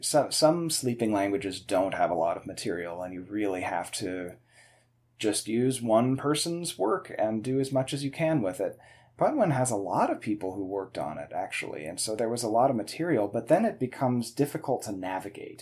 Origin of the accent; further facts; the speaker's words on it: Davis, California, United States; I grew up in Davis.